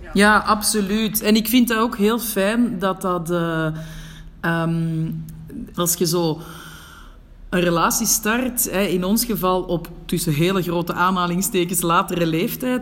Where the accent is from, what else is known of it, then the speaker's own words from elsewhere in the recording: Antwerp, Flanders, Belgium; moved away as an adult; now in Morocco; We zijn allebei van Merksem